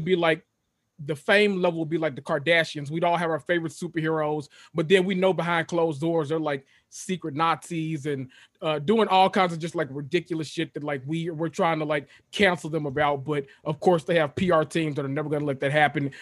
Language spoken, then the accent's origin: English; Memphis, Tennessee, United States; moved away as an adult; I am from Memphis, Tennessee, born and raised.